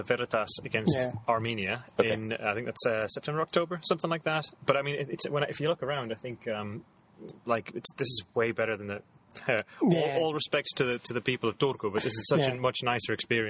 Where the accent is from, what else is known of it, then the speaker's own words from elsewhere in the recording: Newcastle upon Tyne, North East England, United Kingdom; now in Porvoo, Finland; I'm from Newcastle originally. I live in Porvoo at the minute, which is about the same size as Seinäjoki